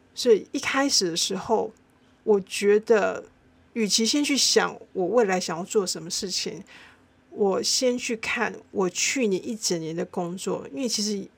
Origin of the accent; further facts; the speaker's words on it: Tainan, Taiwan; 我相信身为台南人